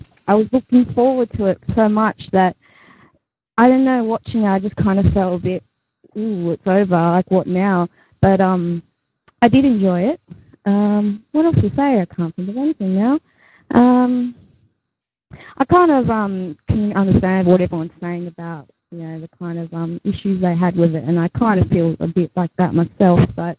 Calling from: Australia; It's like 6:30 in the morning here. I'm calling from Australia.

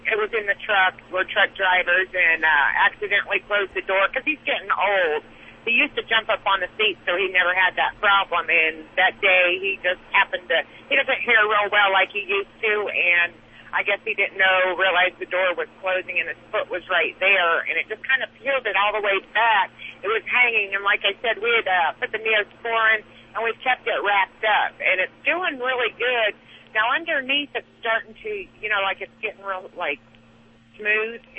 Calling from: Rolla, Missouri, United States; I'm over in Missouri right now, Rolla, Missouri.

